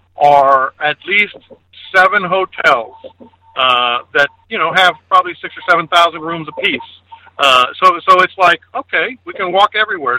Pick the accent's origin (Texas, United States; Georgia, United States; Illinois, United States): Texas, United States; San Antonio; now in Houston, United States; I grew up in San Antonio